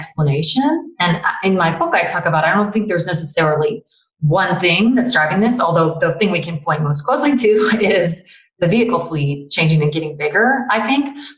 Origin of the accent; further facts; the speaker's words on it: Toledo, Ohio, United States; I'm actually from Toledo